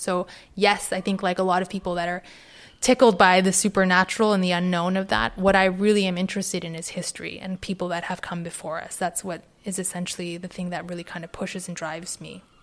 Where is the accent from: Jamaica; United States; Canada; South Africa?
Canada; Vancouver, British Columbia; now in London, United Kingdom; I grew up in Vancouver.